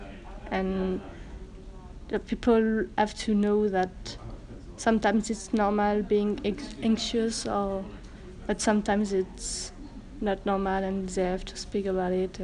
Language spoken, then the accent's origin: English; France; I'm from France.